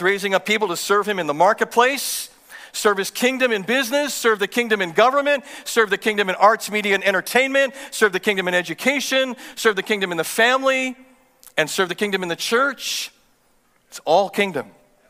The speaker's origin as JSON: {"language": "English", "country": "Canada", "said": "I'm from Canada and I'm a pastor"}